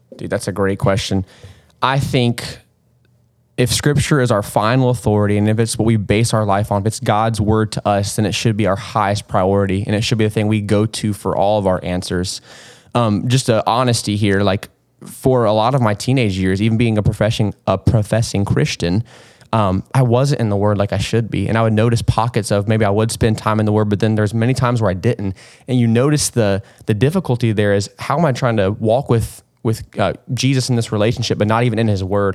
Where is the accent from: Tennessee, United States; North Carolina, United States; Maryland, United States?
North Carolina, United States; Kannapolis; I'm from Kannapolis